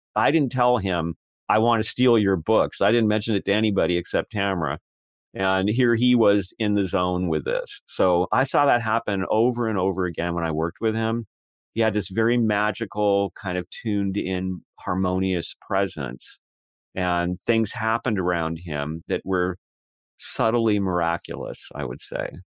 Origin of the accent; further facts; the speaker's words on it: United States; I spoke with an accent, even though I was born in America, when I was a child.